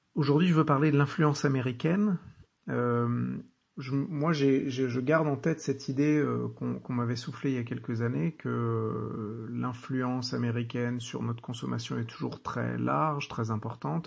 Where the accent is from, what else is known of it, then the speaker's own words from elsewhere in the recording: France; chez nous en France